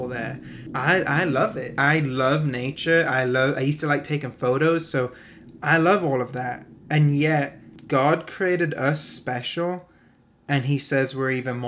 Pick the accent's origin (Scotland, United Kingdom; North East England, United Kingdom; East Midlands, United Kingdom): North East England, United Kingdom; moved away; I used to live in the northeast of England